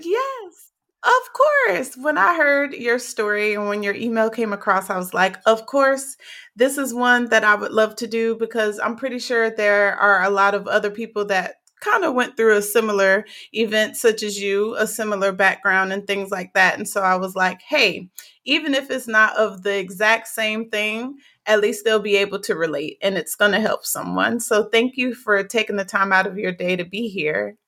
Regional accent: South Carolina, United States; also born or lived in Newark, New Jersey; I was in South Carolina with my grandparents

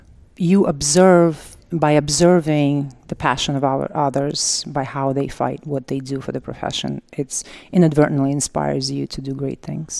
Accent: Siberia, Russia; moved away as an adult; now in New York, United States; I graduated nursing school actually in Siberia, so, and then I was raised in Soviet Union times

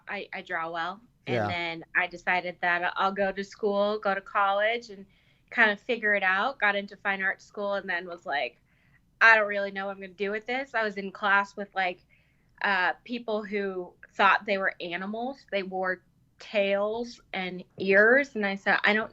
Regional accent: Wichita, Kansas, United States; moved away as an adult; also born or lived in Hong Kong; now in Denver, United States; I grew up in Wichita, Kansas.

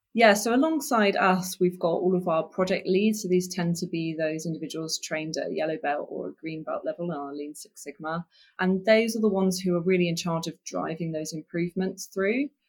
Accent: Oxford, South East England, United Kingdom; I came, came from Oxford, Oxfordshire

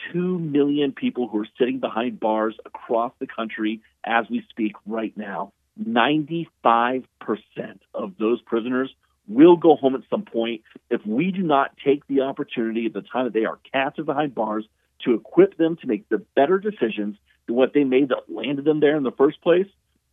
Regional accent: Ohio, United States; my home state of Ohio

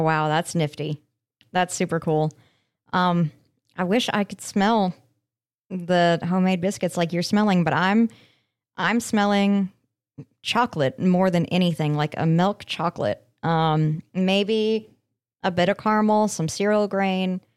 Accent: Aurora, Colorado, United States; my hometown of Aurora.

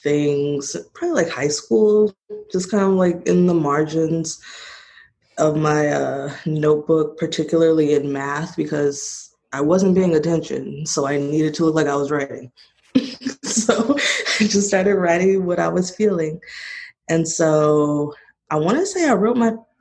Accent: Monrovia, California, United States; originally I'm from Monrovia, California

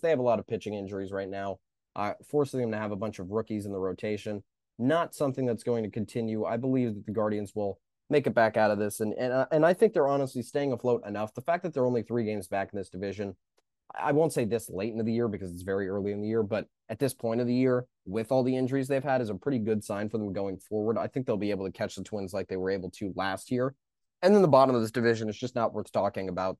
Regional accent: Los Angeles, California, United States; my hometown LA Kings

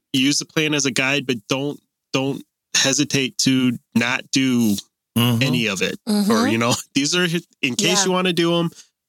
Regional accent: Ohio, United States; moved away; if I go home to, or not home, if I go visit in Ohio where I grew up

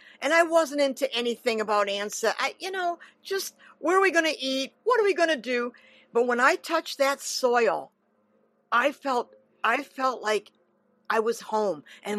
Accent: United States; And I had to remind myself I'm an American.

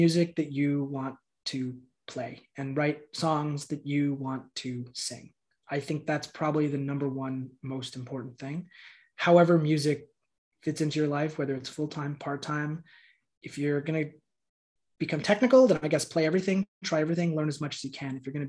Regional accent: Montreal, Quebec, Canada; born there; I was born in Montreal and in Quebec, there's a lot of Dannys with one N.

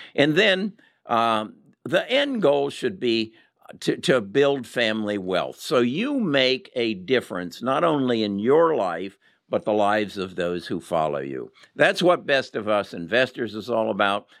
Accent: United States; we as American investors

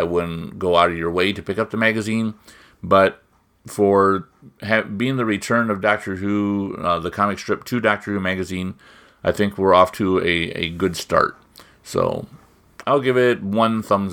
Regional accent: Midwest, United States; I'm from the Midwest

